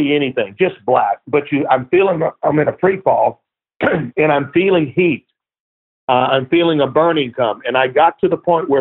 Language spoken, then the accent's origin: English; Baton Rouge, Louisiana, United States; moved away as an adult; also born or lived in New Orleans; now in California, United States; grew up in Baton Rouge